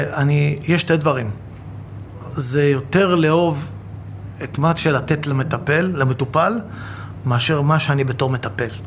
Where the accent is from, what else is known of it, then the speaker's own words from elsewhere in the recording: Bat Yam, Tel Aviv District, Israel; גדלתי בבת ים